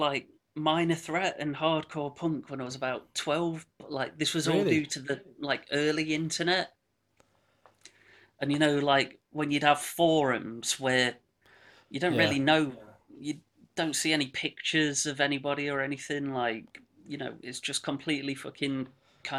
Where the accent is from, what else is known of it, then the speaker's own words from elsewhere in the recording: Bestwood Village, East Midlands, United Kingdom; moved away as an adult; also born or lived in Manchester / Netherlands; now in Hucknall, United Kingdom; I was brought up in a village called Bestwood Village